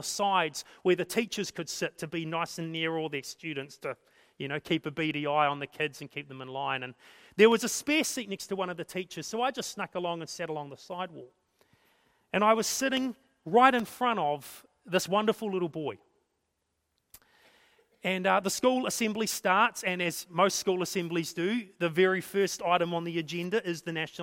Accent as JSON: {"language": "English", "town": "Napier", "region": "Hawke's Bay", "country": "New Zealand", "tie": "born or raised there", "said": "the little church that we grew up in Napier"}